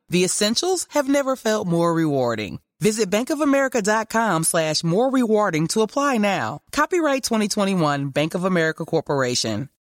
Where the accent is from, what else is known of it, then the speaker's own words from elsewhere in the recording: Chengdu, Sichuan, China; moved away; Tendu is my hometown. I grew up there.